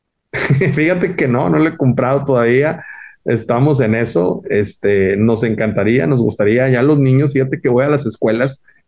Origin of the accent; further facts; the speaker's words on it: Monterrey, Nuevo León, Mexico; es un orgullo regio